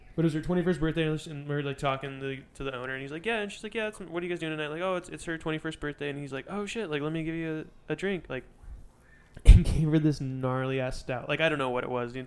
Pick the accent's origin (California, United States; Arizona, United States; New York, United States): California, United States; Redlands; I'm from Redlands, so I grew up right next to Hangar twenty-four.